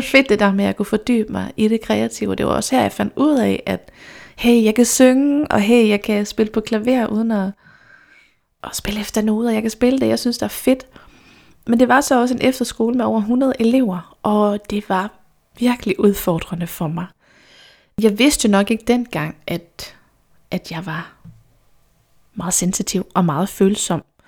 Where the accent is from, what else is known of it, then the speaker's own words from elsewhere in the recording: Randers, Central Denmark Region, Denmark; Jeg kommer fra Randers